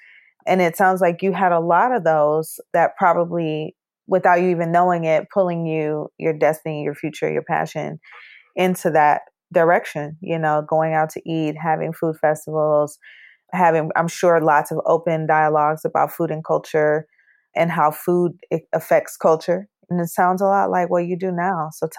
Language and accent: English; Detroit, Michigan, United States; I think I found growing up in Detroit